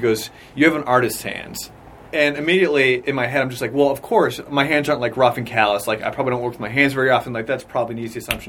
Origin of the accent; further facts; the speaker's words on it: near Salem, Massachusetts, United States; I grew up in New England, and I grew up right near Salem, Massachusetts.